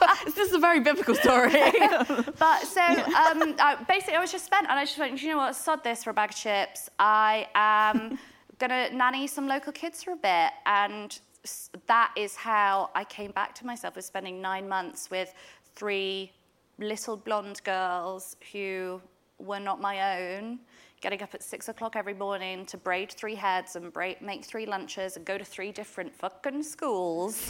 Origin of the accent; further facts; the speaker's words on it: Yorkshire and the Humber, United Kingdom; also born or lived in Derbyshire; I'm from Derbyshire. I grew up in Yorkshire